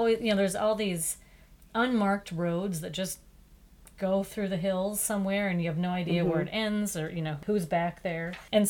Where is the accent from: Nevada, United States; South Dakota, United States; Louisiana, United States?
South Dakota, United States; South Dakota, to my home state.